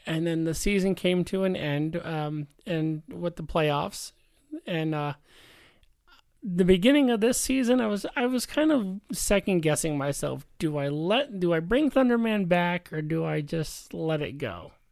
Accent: Chicago, Illinois, United States; now in Stockton, United States; Born and raised in Chicago

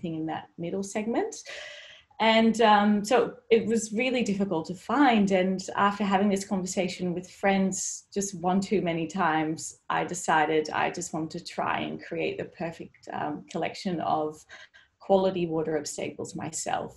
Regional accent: Netherlands; I grew up in the Netherlands

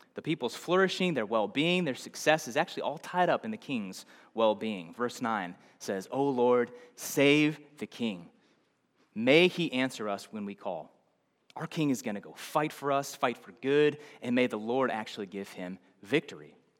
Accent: Nebraska, United States; I'm from somewhere else. I'm from Nebraska

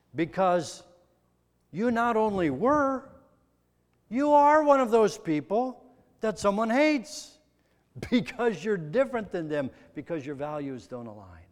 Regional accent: Midwest, United States; I'm a kid from the Midwest.

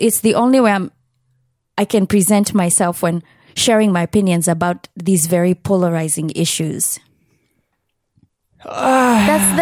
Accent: Kenya; my being a Kenyan who is not from the higher echelons in society

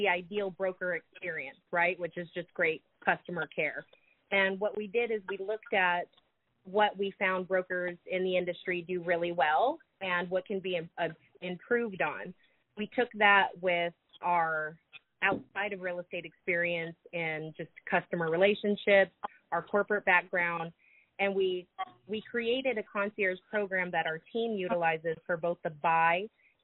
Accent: Southern California, United States; now in Charlotte, United States; I'm also a transplant, although I'm from the other coast. I'm actually from Southern California

